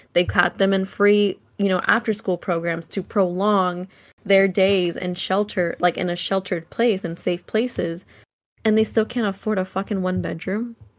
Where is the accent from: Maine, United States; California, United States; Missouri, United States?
California, United States; Solano County; I grew up in Solano County